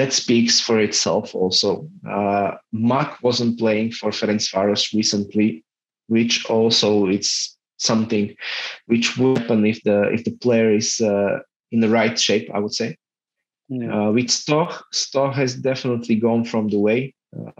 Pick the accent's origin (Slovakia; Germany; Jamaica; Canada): Slovakia; we are from Slovakia